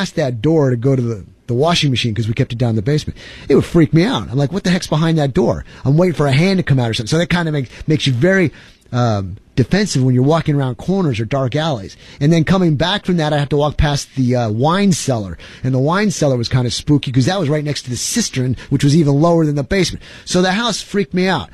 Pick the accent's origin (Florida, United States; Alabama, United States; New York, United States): New York, United States; now in Texas, United States; I'm originally from New York